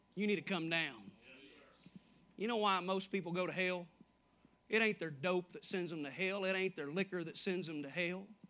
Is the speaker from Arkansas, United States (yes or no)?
yes; Little Rock, Arkansas, United States; also born or lived in Asheboro, North Carolina; now in Dyersburg, United States; I grew up in Little Rock, Arkansas